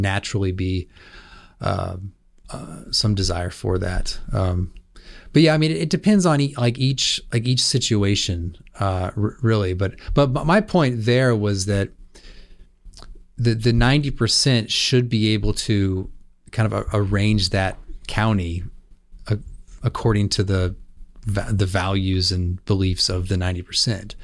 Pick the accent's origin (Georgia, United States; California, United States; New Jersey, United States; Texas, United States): California, United States; I grew up in California